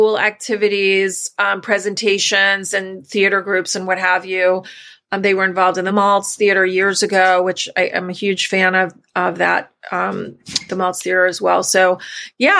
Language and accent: English; New York, United States; we're from New York originally.